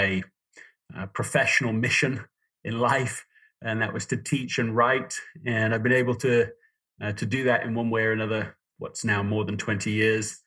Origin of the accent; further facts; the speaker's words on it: Yorkshire and the Humber, United Kingdom; moved away as an adult; also born or lived in London, England / Toronto, Canada; now in United States; I was born in London, England. I grew up in Yorkshire, in James Herriot country